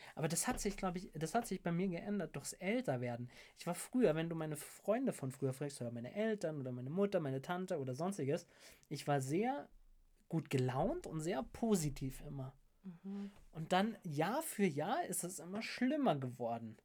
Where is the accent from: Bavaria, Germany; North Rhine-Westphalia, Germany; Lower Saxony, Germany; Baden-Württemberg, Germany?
Bavaria, Germany; Munich; Ich komme aus München, High Society